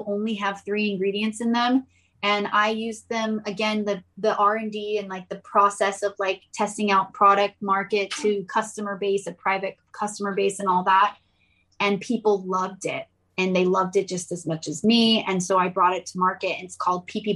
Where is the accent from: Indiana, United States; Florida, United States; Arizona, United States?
Arizona, United States; Gilbert; moved away as an adult; also born or lived in South Carolina / Iran (ancestry); now in Sacramento, United States; I grew up around farms in Arizona. I was more in the country, and it was called Gilbert